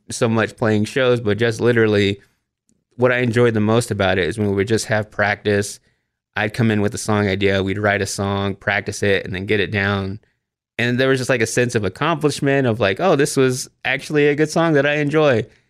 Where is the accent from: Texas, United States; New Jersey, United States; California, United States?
Texas, United States; Waxahachie; also born or lived in Austin, Texas; my hometown of Waxahachie, Texas, to Austin, Texas